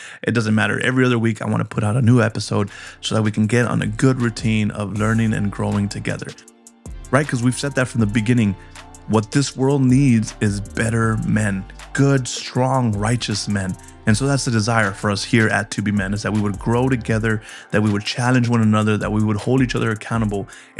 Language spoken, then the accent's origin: English; Colorado, United States; You know, I'm from Colorado originally. And while I have moved around in my younger years, I didn't expect that to be something that was happening in this season of life.